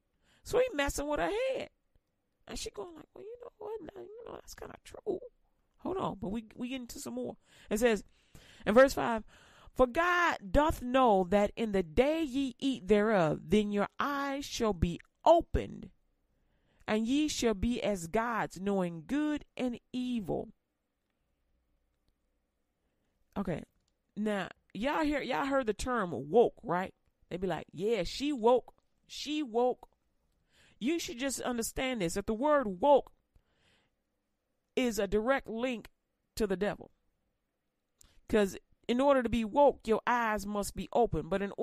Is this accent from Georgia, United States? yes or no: no; Louisiana, United States; But, you know, I'm from Louisiana, so she be trying.